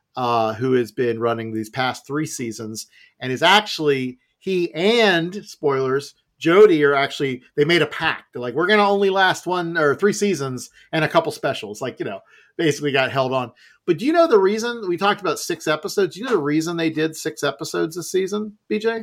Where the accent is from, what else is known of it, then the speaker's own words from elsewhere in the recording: United States; my youth growing up in America